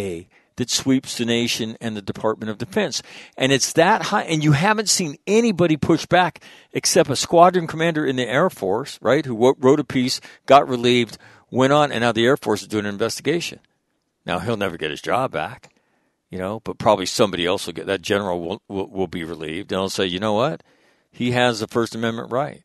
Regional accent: United States; we grew up in the United States

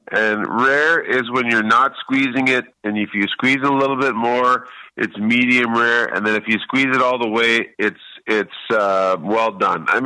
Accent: Canada; Um, I came from Canada, and we're all in one place at one time

